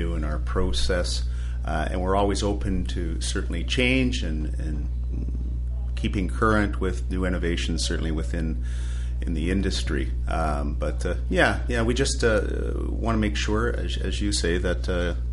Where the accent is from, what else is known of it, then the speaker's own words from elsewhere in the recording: London, Ontario, Canada; I grew up in South London